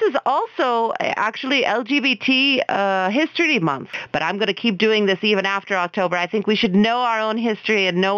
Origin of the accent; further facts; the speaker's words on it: Oklahoma, United States; moved away; Oklahoma, that's my home state